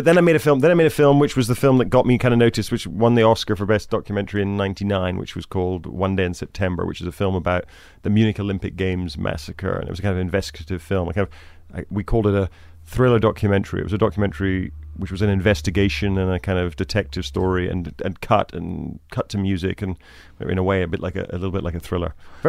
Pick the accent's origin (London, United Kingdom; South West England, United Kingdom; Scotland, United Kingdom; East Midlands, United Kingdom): Scotland, United Kingdom; I grew up in Scotland, the countryside, north of Glasgow, near Loch Lomond.